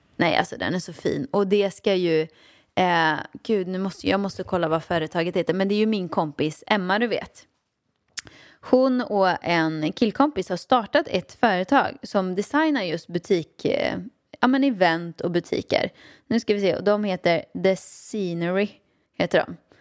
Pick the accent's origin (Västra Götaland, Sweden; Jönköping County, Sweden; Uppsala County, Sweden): Västra Götaland, Sweden; Åmål; jag växte upp i Åmål med min mamma och pappa